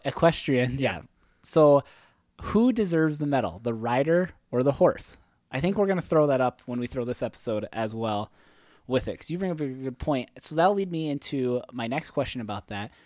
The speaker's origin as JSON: {"language": "English", "town": "Hayward", "country": "United States", "tie": "born or raised there", "said": "my hometown, Hayward"}